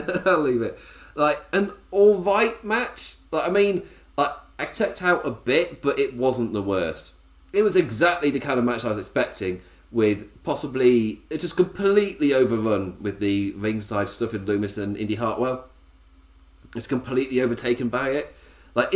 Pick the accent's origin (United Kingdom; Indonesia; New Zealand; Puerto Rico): United Kingdom; England; As an Englishman